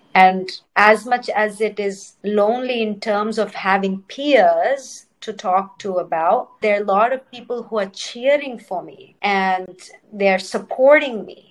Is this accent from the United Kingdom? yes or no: no; India; first language Telugu; English is a second language; also born or lived in Cincinnati, Ohio, United States; now in New York City, United States; I was born in Cincinnati, Ohio, and I grew up in India